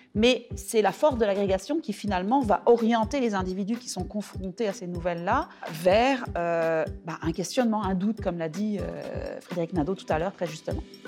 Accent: France; now in Quebec, Canada; mon expérience en tant que Française

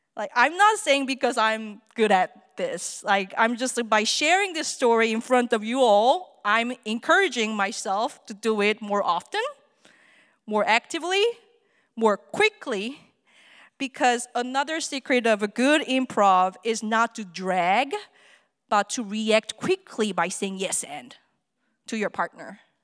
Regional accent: South Korea; English is a second language; moved away as an adult; now in Arizona, United States; I'm from Korea.

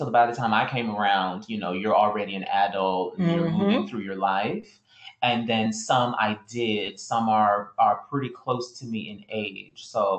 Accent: South Florida, United States; I was raised by my mom. She was a single mom in South Florida.

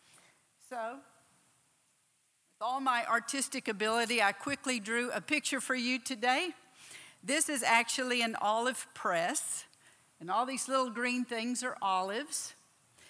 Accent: Texas, United States; moved away as an adult; also born or lived in Oklahoma / South Africa; I was born down here in Oklahoma, raised in Texas.

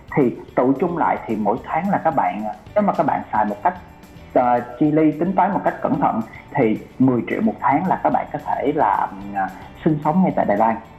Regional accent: Vietnam; moved away; also born or lived in Taiwan; mình người Việt Nam

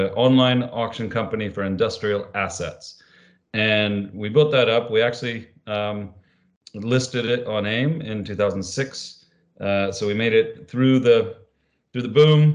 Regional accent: Idaho, United States; moved away as an adult; I grew up in Idaho in the Rockies of the United States, on a farm.

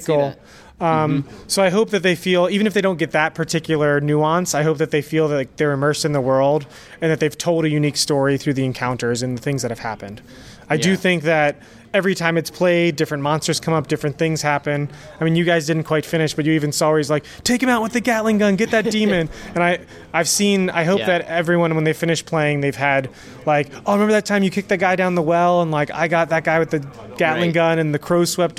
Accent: Wilmington, Delaware, United States; From Wilmington, Delaware, which is 20 minutes like south of Philly.

